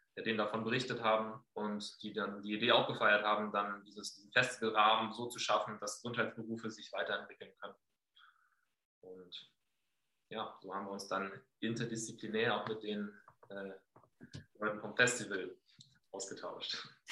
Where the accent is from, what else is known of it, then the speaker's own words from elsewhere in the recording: Flensburg, Schleswig-Holstein, Germany; also born or lived in Enschede, Netherlands / Cologne, Germany; now in Herleshausen, Germany; ich komme aus Flensburg